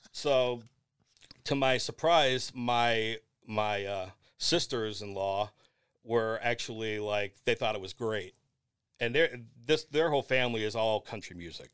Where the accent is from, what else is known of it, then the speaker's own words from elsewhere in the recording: Lorain, Ohio, United States; the Morning Journal, which is my hometown paper